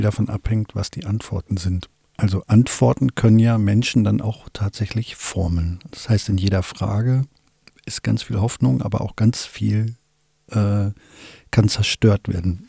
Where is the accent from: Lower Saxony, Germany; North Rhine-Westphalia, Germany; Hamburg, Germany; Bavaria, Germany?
Lower Saxony, Germany; Wolfsburg; ich komme aus Wolfsburg